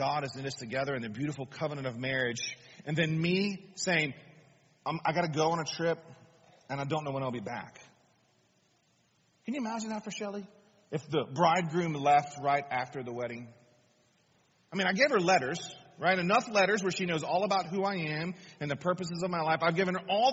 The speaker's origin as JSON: {"language": "English", "country": "United States", "said": "us as American people"}